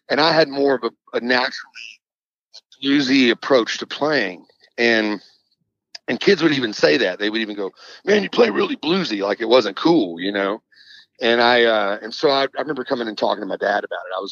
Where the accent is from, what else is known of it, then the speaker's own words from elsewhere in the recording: Shreveport, Louisiana, United States; also born or lived in Dallas, Texas / New Orleans; now in Nashville, United States; growing up in the '80s in Shreveport